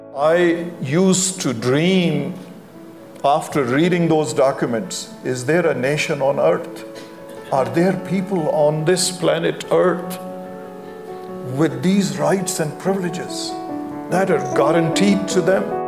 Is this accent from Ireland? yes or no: no; Pakistan; moved away as an adult; now in United States; I grew up in Pakistan.